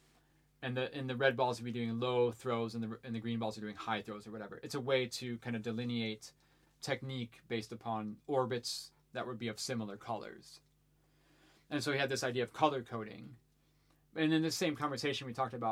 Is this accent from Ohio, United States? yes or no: yes; Ohio, United States; as I was a teenager growing up in Ohio